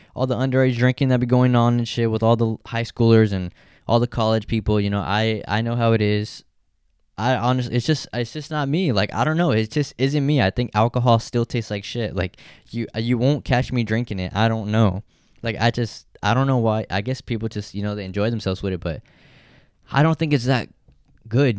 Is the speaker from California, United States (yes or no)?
yes; Stockton, California, United States; I grew up in Stockton